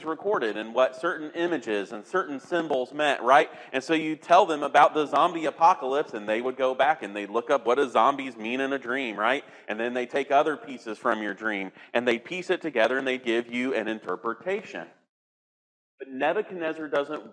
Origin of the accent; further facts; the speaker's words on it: Indiana, United States; I grew up in Indiana, the heartland of America